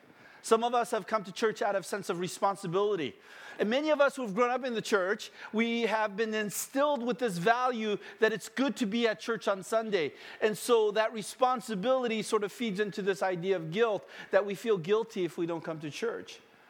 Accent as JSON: {"language": "English", "country": "United States", "tie": "born or raised there", "said": "We've always done it this way, especially growing up in America."}